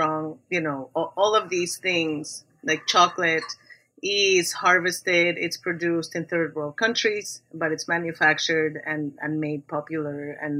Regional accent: Mexico City, Mexico; growing up in Mexico City

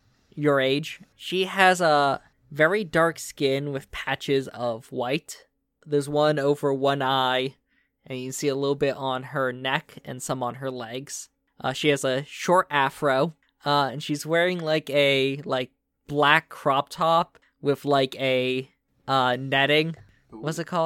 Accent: Vermont, United States; And I'm from Vermont, originally.

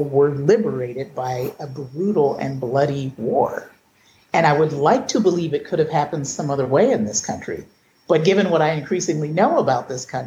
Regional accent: Cleveland, Ohio, United States; I was born in Cleveland, or shall I say it? Well, I was born in 1963

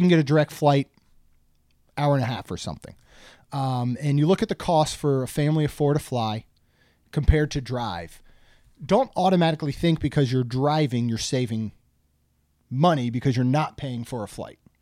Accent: Maryland, United States; I grew up in Maryland

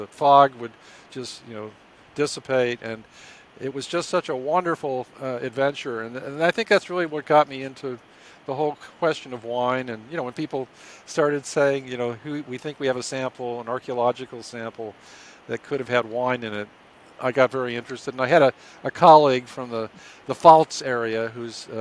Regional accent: Ithaca, New York, United States; I grew up in Ithaca, New York, where Cornell is located.

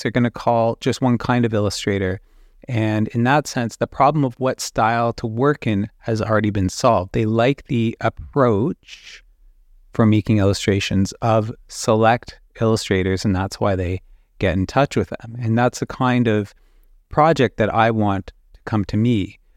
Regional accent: Canada; I'm a Canadian illustrator

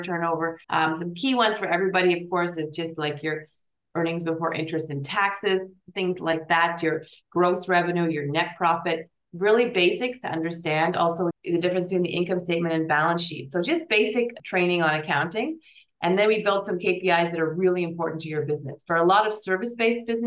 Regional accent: Canada; also born or lived in Switzerland; we're both Canadian

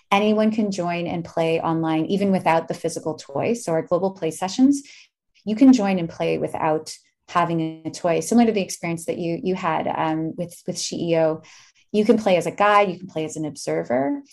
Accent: Winnipeg, Manitoba, Canada; now in Toronto, Canada; no one knew I was from Winnipeg

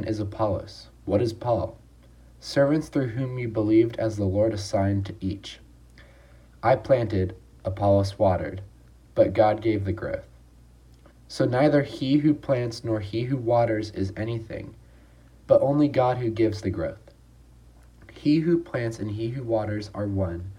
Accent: Long Beach, California, United States; I'm a sophomore from Long Beach, California

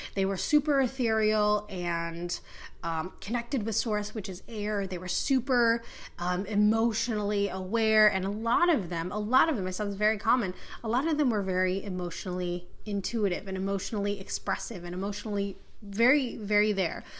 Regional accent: Minneapolis, Minnesota, United States; I am from Minneapolis

